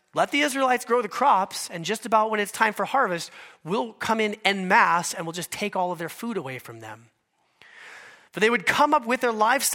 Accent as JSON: {"language": "English", "region": "Alaska", "country": "United States", "said": "But I am from Alaska, and our state bird there is the mosquito."}